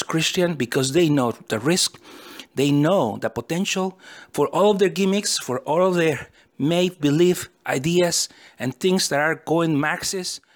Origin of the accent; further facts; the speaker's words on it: United States; also born or lived in California; I'm a simple American person, and I am an American citizen who is proud of my country